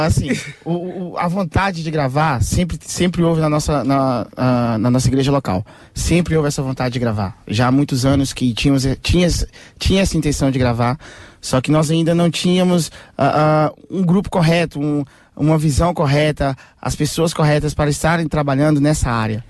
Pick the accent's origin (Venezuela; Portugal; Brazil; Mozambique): Portugal; nós somos portugueses.